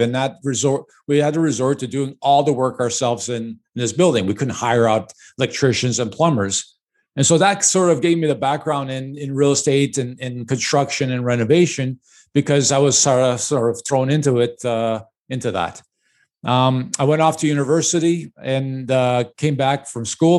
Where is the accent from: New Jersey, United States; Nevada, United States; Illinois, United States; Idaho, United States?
Illinois, United States; Chicago; I was born and raised in Chicago